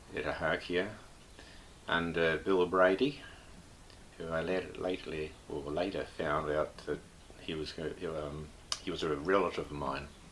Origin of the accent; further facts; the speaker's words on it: Whangarei, Northland, New Zealand; now in Cambridge, New Zealand; I was born in Whangarei, 29th of June 1938